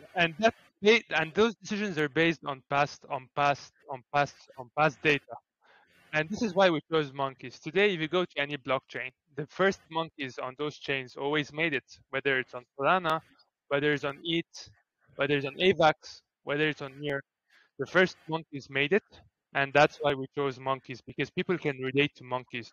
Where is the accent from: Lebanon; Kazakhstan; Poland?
Lebanon; Beirut; also born or lived in Greece; I'm from Beirut slash Greece